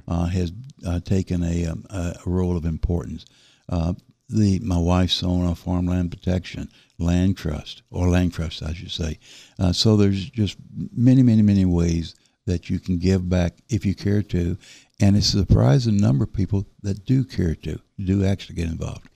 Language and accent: English; the South, United States; accent: southern; now in Berkeley County, United States; my southern accent